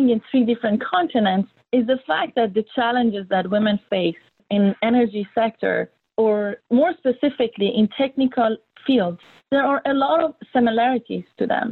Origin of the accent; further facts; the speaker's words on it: Iran; moved away; I grew up in Iran during war between Iran and Iraq